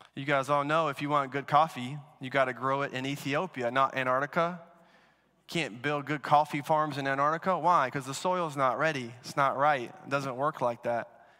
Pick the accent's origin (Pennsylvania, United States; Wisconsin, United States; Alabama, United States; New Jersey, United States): Alabama, United States; now in Washington, D.C., United States; I'm from Alabama